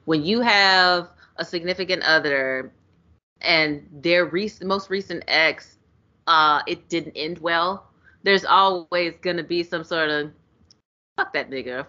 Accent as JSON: {"language": "English", "region": "Texas", "country": "United States", "said": "I am from Texas."}